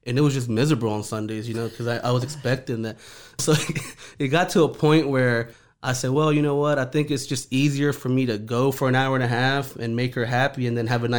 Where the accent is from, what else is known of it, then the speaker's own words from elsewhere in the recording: New Orleans, Louisiana, United States; also born or lived in Honduras; I'm originally from Honduras, small country in Central America. My parents and I and my brothers immigrated when I was 4 years old. We moved to New Orleans.